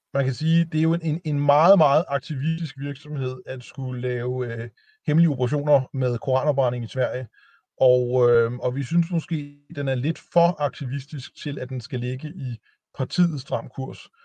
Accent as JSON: {"language": "Danish", "country": "Denmark", "said": "jeg er jo dansker"}